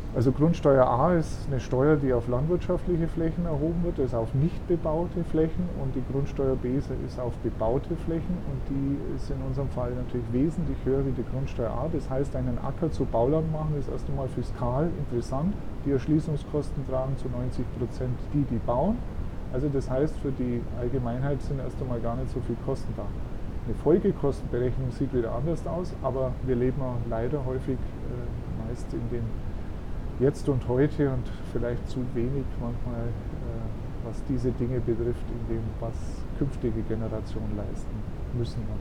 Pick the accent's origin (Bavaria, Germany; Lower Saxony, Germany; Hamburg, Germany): Bavaria, Germany; Augsburg; now in Bad Windsheim, Germany; Ich bin eben am Rande einer Großstadt aufgewachsen, Augsburg, und bin schon als Bub mit dem Fahrrad durch die Stadt gefahren